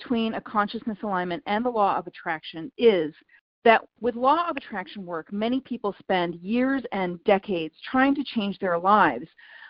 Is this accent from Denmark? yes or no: no; India; So I'm very familiar with your work because I'm from India.